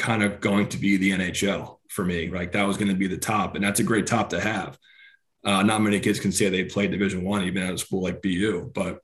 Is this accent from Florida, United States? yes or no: no; Hamden, Connecticut, United States; in my hometown in Hamden